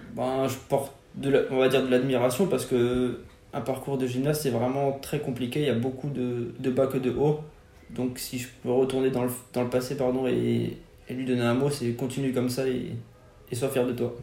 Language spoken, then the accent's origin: French; Forbach, Grand Est, France; moved away; quand j'étais petit, quand j'étais à Fort-Bas.